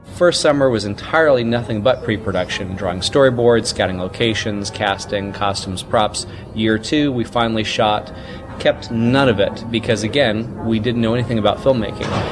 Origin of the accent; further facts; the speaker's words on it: Mississippi, United States; as a uh, 11 and 12 year old, respectively, growing up in Mississippi in the uh, 80s